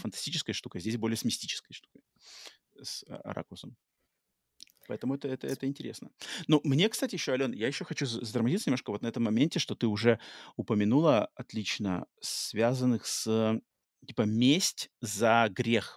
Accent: United States; also born or lived in Russia; я живу в Америке, и хотя родился в России, но с, э, в детстве попал в Америку

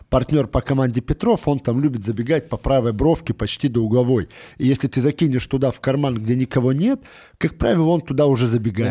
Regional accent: Moscow, Russia; мы живем в Москве, я, естественно, как москвич

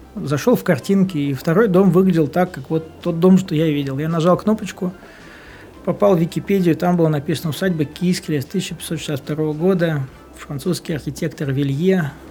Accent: Vyborg, Leningrad Oblast, Russia; now in Saint Petersburg, Russia; я вырос в Выборге, все наше детство у нас был дом э, в Высоцке

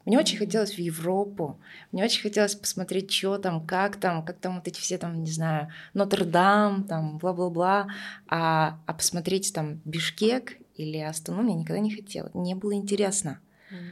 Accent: Tuva, Russia; first language Russian; я выросла в Тве, и так вышло, что мы основным языком был русский

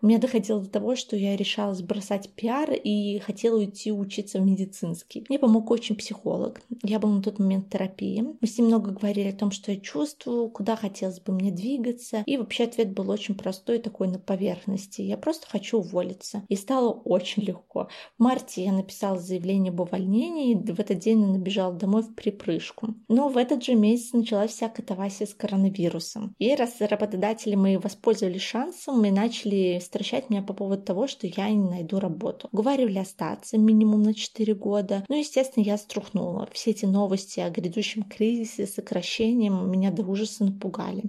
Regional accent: Vitebsk, Vitebsk Region, Belarus; moved away as an adult; also born or lived in Minsk; now in Brest, Belarus; сама я родом из Витебска, и после того, как я закончила БГУшный журфак в Минске, я уже бодро переехала в Брест, где сейчас живу и работаю

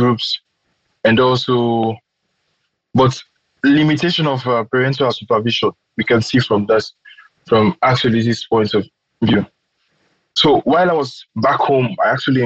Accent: Freetown, Western Area, Sierra Leone; moved away as an adult; now in Moscow, Russia; I'm from Sierra Leone, from the Republic of Sierra Leone.

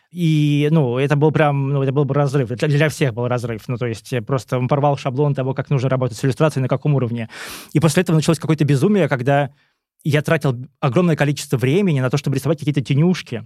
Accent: Kursk, Kursk Oblast, Russia; moved away; also born or lived in Moscow; я сам из Курска

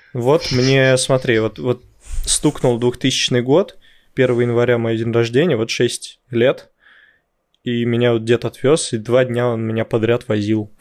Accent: Dzerzhinsky, Moscow Oblast, Russia; born or raised there

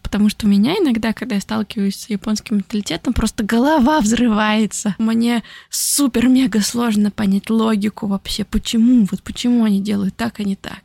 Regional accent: Nizhny Novgorod, Nizhny Novgorod Oblast, Russia; moved away as an adult; also born or lived in Italy / France; now in Tokyo, Japan; я приехала в Нижний Новгород

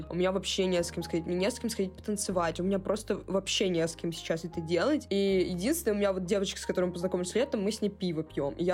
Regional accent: Saint Petersburg, Russia; плюс, я из Санкт-Петербурга.

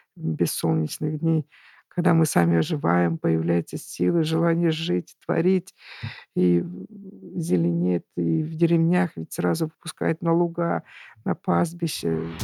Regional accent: Urals, Russia; moved away; also born or lived in Tatarstan; Я сама выросла на Урале

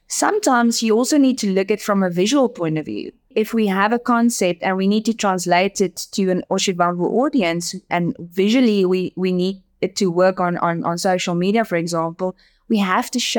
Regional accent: Namibia; first language Afrikaans; English is a second language; Look, most people in in the country speaks Afrikaans and English. So I'm my my first language is Afrikaans, which is very similar to Dutch.

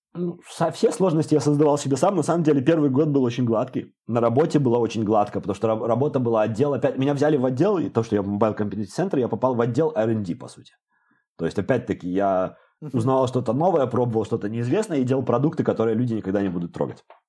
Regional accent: Babruysk, Mogilev Region, Belarus; moved away as an adult; also born or lived in Minsk, Belarus; now in Amsterdam, Netherlands; в Бобруйске, я из Бобруйска

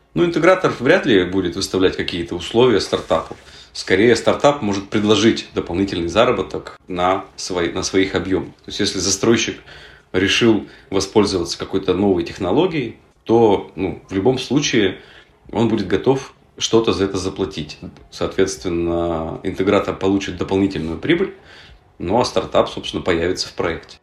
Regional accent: Yekaterinburg, Sverdlovsk Oblast, Russia; Мы сами из Екатеринбурга

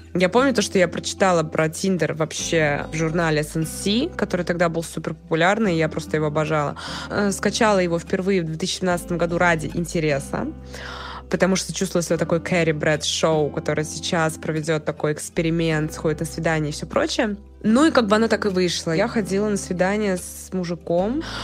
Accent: Moscow, Russia; я из Москвы, прожила здесь всю свою сознательную жизнь

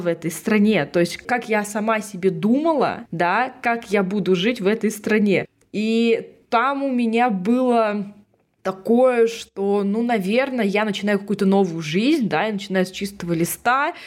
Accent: Russia; now in Prague, Czechia; я из России

